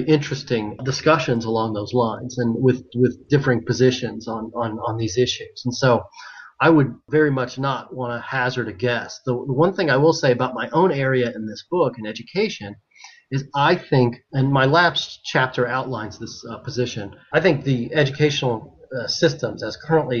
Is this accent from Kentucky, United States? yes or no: yes; Kentucky, United States; I grew up in Kentucky where we have horse racing.